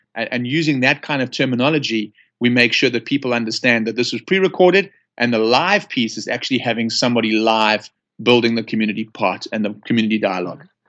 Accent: Johannesburg, Gauteng, South Africa; accent: South African; now in United States; I'm from Johannesburg, South Africa

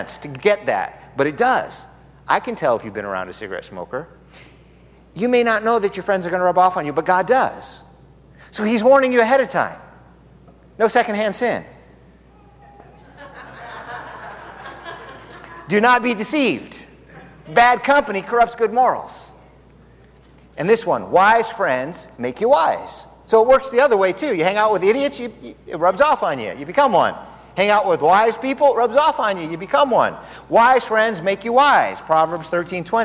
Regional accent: Southern California, United States; now in Tucson, United States; I'm from Southern California where you can taste the air. We've got good air here

